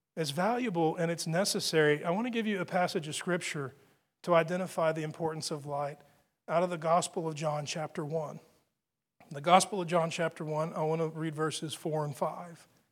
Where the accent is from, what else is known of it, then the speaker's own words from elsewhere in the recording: Texas, United States; being a Texan, and, and it's the way we speak here.